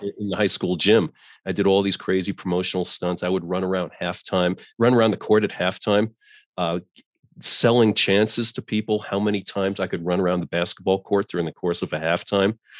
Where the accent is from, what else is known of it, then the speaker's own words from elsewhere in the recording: New York, United States; moved away as an adult; now in Colorado, United States; I grew up in New York